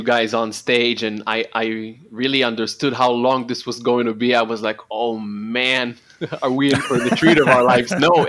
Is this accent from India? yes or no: no; Holon, Tel Aviv District, Israel; I didn't live in Tel Aviv. I lived in Holon, which is my hometown.